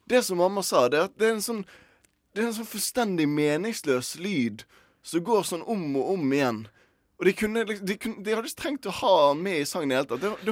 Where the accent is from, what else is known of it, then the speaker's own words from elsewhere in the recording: Bergen, Vestland, Norway; moved away; nå når jeg var hjemme i Bergen